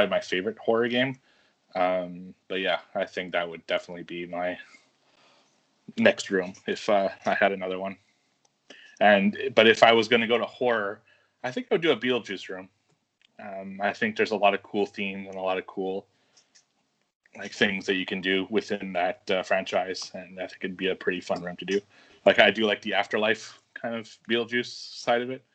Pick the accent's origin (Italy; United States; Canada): Canada; I'm Canadian